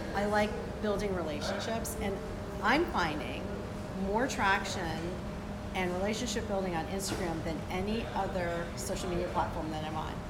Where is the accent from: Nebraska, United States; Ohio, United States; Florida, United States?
Florida, United States; Boca Raton; We're in Boca Raton, my home, my hometown